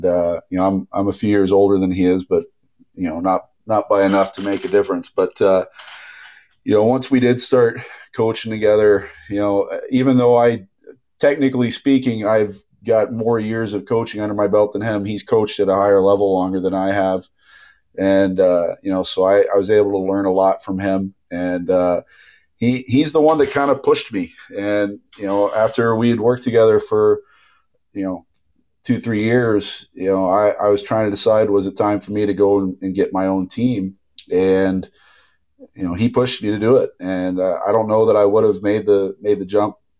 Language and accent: English; Dallas, Texas, United States; also born or lived in Brooklyn, New York; now in Springfield, Missouri, United States; I'm originally from Dallas